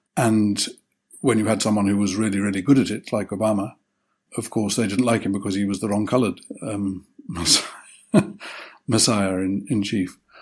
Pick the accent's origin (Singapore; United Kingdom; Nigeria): United Kingdom; as a Brit